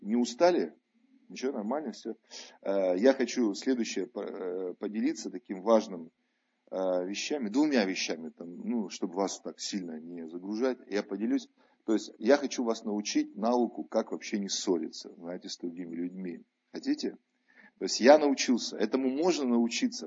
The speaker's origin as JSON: {"language": "Russian", "region": "Tver Oblast", "country": "Russia", "tie": "born or raised there", "moved": "yes", "said": "они там у меня на родине, в Тверской области живут"}